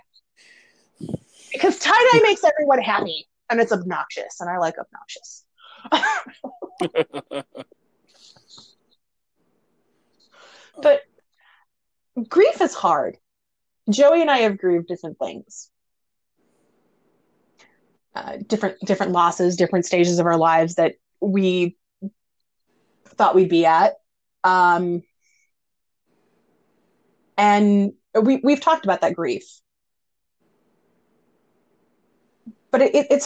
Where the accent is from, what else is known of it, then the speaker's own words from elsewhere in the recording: Midwest, United States; I'm from the Midwest